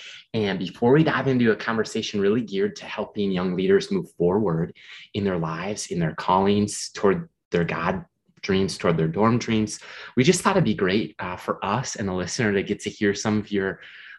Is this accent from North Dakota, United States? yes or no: no; Minnesota, United States; We're from Minnesota.